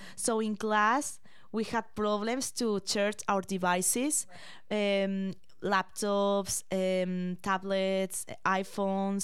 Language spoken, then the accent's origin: English; Madrid, Community of Madrid, Spain; English is a second language; moved away as an adult; now in London, Canada; I am from Spain